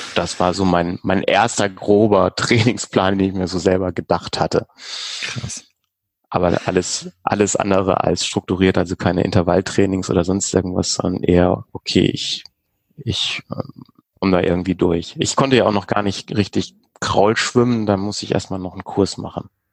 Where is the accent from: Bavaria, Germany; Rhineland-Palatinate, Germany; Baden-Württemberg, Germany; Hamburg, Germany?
Hamburg, Germany; Also es ist ja auch so meine Heimatstadt, da irgendwie in der Alster zu schwimmen